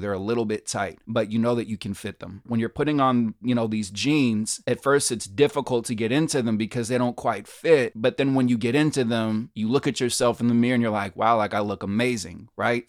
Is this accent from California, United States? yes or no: yes; Berkeley, California, United States; moved away as an adult; now in New York, United States; I grew up in a very diverse neighborhood and, and city, uh, Berkeley, California. Shout out to Berkeley, my hometown.